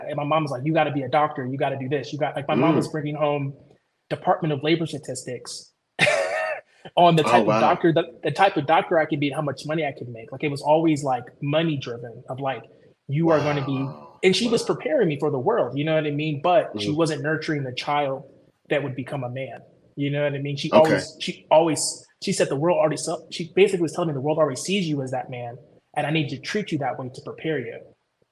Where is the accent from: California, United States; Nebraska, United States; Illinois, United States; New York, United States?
Illinois, United States; Chicago; moved away; also born or lived in Georgia / Ohio; born and raised in Chicago